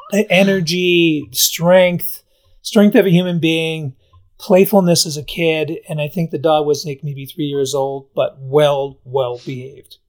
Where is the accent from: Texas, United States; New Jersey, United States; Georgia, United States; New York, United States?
New York, United States; Albany; moved away as an adult; I grew up in Albany area